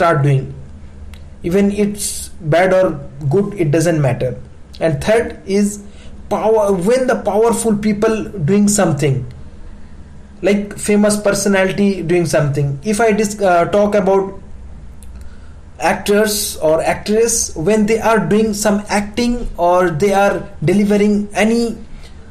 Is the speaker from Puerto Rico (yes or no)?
no; India; as we Indian